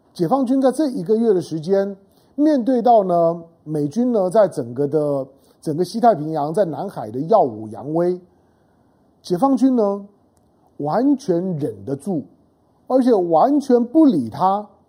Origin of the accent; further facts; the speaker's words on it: Taiwan; 我们生活在台湾啊， 在台湾土生土长的，包括我